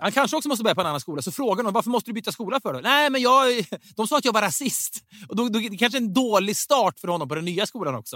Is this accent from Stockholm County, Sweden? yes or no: no; Sundsvall, Västernorrland County, Sweden; jag kommer ju från Sundsvall